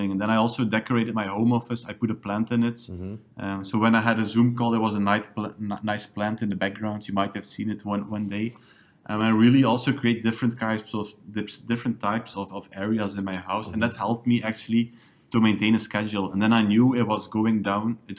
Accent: Nazareth, Flanders, Belgium; also born or lived in Ghent; Lokaal Online started in my hometown, Nazareth, on the first day of the lockdown

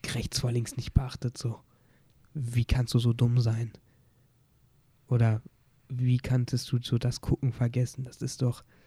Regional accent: Oberhausen, North Rhine-Westphalia, Germany; ich komme aus Oberhausen, habe auch Prüfung hier gemacht

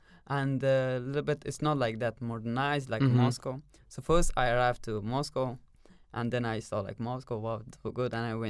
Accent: Kabul, Afghanistan; English is a second language; now in Russia; when I raised in Afghanistan, I was thinking like everywhere is a mountain.

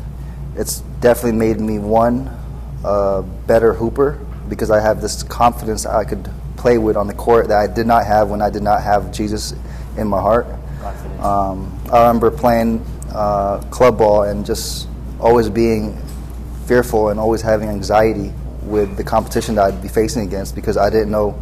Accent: Orange County, California, United States; I'm from Orange County, California.

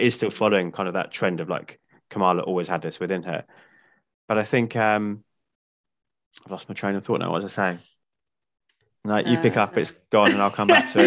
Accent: United Kingdom; being British

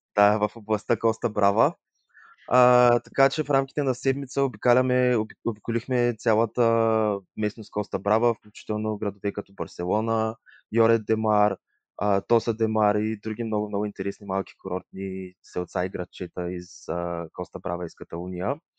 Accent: Yambol, Yambol Province, Bulgaria; also born or lived in Leeuwarden, Netherlands; now in Sofia, Bulgaria; Другия месец ще направя 24 от град Ямбол. В момента се намирам в град София

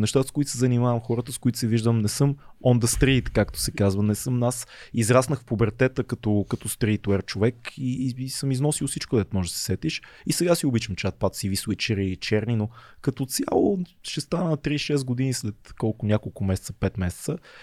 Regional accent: Bulgaria; ние, като, като българи

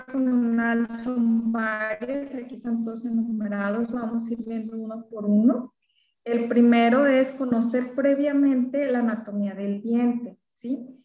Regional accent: Ahualulco de Mercado, Jalisco, Mexico; also born or lived in Guadalajara, Jalisco / Mascota, Jalisco; lo tengo en mi pueblo, es el Agualuco de Mercado, Jalisco.

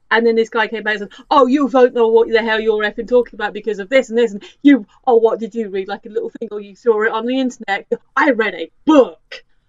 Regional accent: United Kingdom; as a British person

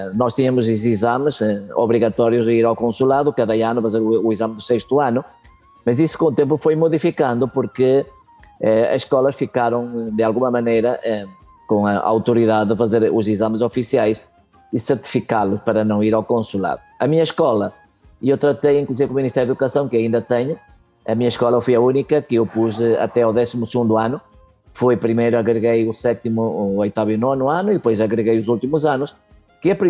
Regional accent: Venezuela; also born or lived in Portugal; Eu vim de, eu vim de Portugal é, com um ano de nascido, naquela altura, com a minha mãe, o meu pai já estava aqui na Venezuela, é, vim de barco no Santa Maria Famosa. É, eh, e depois estive aqui durante 10 anos.

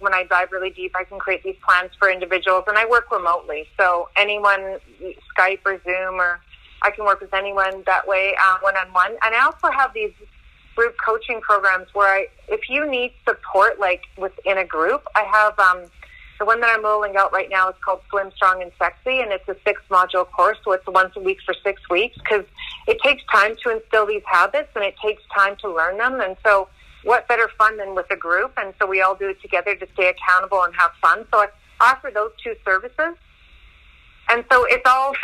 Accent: Castlegar, British Columbia, Canada; now in Vancouver, Canada; I grew up in Casper. I'm 100% Russian, so we were Dukobor there.

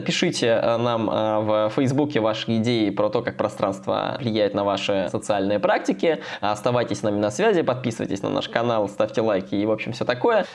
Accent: Kostroma, Kostroma Oblast, Russia; в Костроме, стране, вот в моем родном городе

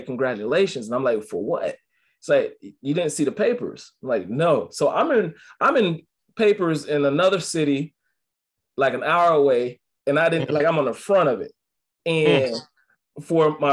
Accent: Atlanta, Georgia, United States; moved away; also born or lived in Hollywood, Florida / Compton, California / Utah; I'm from Atlanta. From Georgia. I was at MacArthur out in Hollywood in Florida.

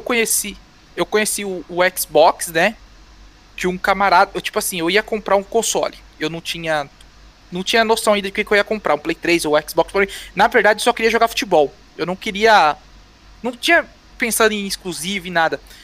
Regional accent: São Paulo, Brazil; also born or lived in Almeirim, Pará; Eu sou daqui do Capão

